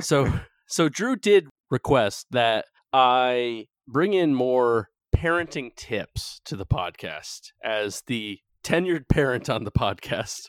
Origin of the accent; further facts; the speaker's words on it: North Carolina, United States; moved away; my home state of North Carolina